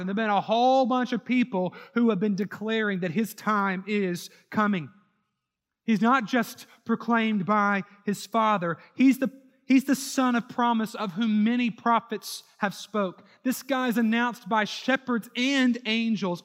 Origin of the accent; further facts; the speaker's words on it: New Orleans, Louisiana, United States; also born or lived in Houston; New Orleans, my hometown